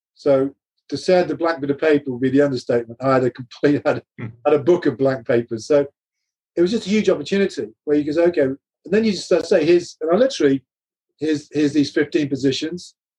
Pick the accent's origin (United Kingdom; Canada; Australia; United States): United Kingdom; England; as an Englishman